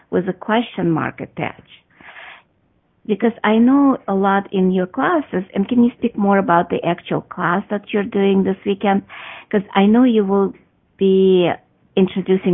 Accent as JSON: {"language": "English", "country": "Russia", "tie": "born or raised there", "moved": "yes", "said": "I grew up in Soviet Russia, communist Russia, where if you ask questions, you actually get punished"}